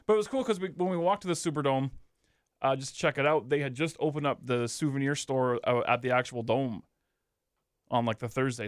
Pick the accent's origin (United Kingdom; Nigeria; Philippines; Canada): Canada; we're Canadian